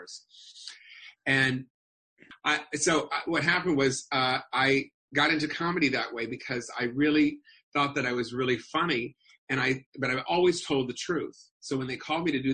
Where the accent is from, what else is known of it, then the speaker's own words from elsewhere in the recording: Los Angeles, California, United States; I grew up in Los Angeles, right near the May Company.